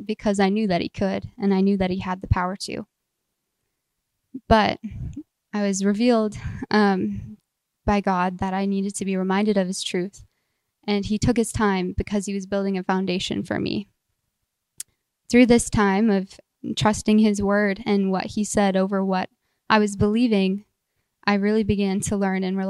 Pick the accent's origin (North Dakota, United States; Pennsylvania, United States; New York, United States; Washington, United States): North Dakota, United States; Minot; I grew up outside of Minot and attended a small church outside of town